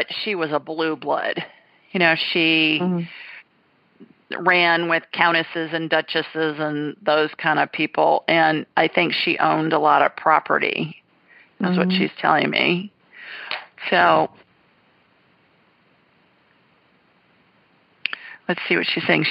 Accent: Ohio, United States; A little kid, growing up in Ohio

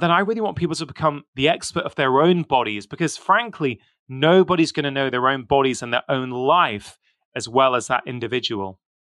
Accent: United Kingdom; I was born in the U K. So, I've got my Indian heritage.

